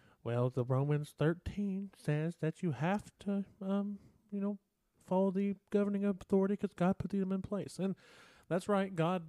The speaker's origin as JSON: {"language": "English", "country": "United States", "said": "we as American people"}